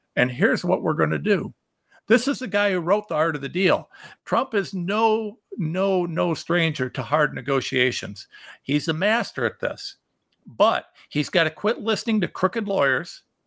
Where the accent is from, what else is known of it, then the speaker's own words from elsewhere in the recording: Ohio, United States; I am a nobody from Ohio